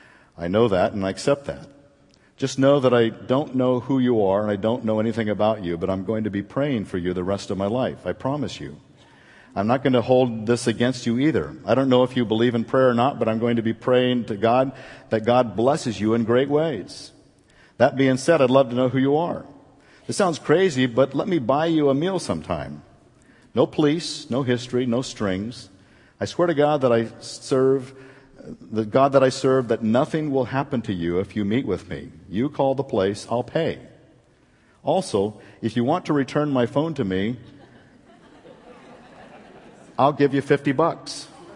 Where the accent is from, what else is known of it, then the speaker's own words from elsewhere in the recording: Anaheim, California, United States; I grew up in Anaheim in the ghetto, in lots of ghettos. We moved around a lot because my mom couldn't afford to stay in places for a long time.